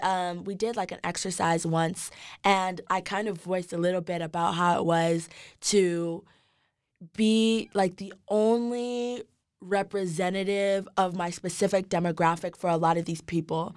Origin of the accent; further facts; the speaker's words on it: Dallas, Texas, United States; also born or lived in Nigeria; now in Austin, United States; I was born in Nigeria. I came to the States when I was About three, I grew up in Dallas, Texas.